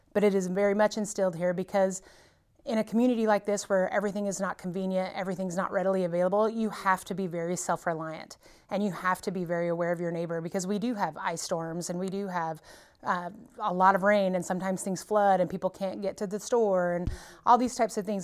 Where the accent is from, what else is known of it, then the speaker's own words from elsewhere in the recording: Mountain Grove, Missouri, United States; moved away; I grew up here and left